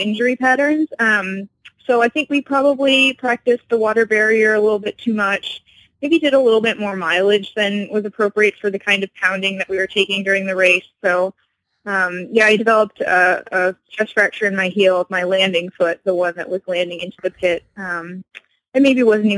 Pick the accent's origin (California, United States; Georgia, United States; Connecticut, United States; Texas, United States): Connecticut, United States; I'm from Connecticut. I grew up in a small town